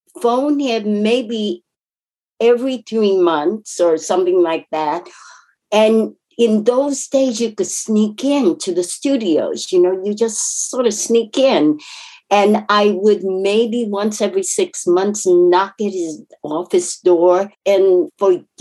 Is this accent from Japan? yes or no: yes; Japan; English is a second language; moved away; I was raised in Japan, came here. English is my second language